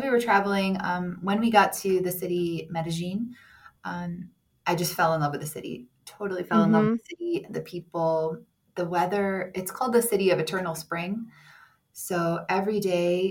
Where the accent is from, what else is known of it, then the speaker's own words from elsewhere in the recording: Cleveland, Ohio, United States; first language English; also born or lived in New York City / Los Angeles / Dubai; now in Colombia; I grew up in Cleveland, Ohio